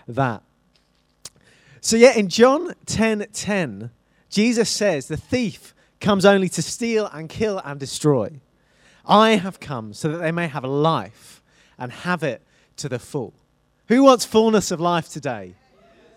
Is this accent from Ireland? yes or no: no; Isle of Wight, South East England, United Kingdom; moved away as an adult; I grew up on the Isle of Wight, on the south of England, and I moved from the south to the north for university.